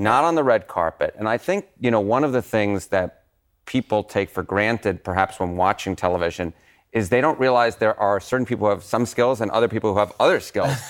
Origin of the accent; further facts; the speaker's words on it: New York, United States; accent: thick New York; I have this thick New York accent